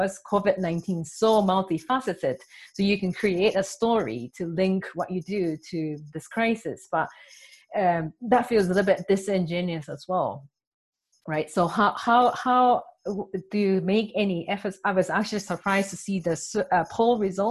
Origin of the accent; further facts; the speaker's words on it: Japan; also born or lived in Tokyo; I'm from Japan. I'm based in Tokyo.